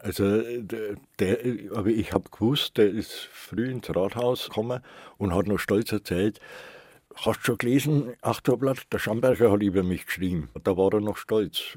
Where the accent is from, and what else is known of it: Nuremberg, Bavaria, Germany